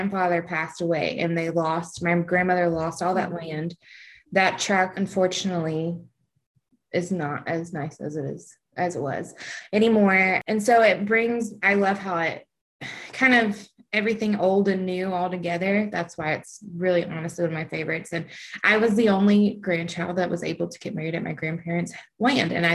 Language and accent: English; Alabama, United States; moved away as an adult; also born or lived in Kansas; I'm from Alabama